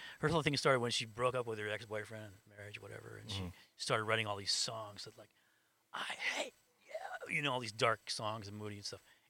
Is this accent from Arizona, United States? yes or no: yes; Phoenix, Arizona, United States; also born or lived in Los Angeles; Phoenix. Over by Alhambra High School, over 35th Avenue.